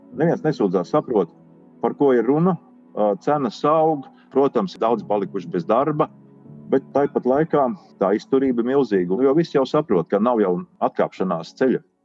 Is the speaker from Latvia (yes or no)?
yes; Latvia; Volunteer iz Latviju, Un tā, tā ir caurlaide, kad tiek dzirdams mans akcents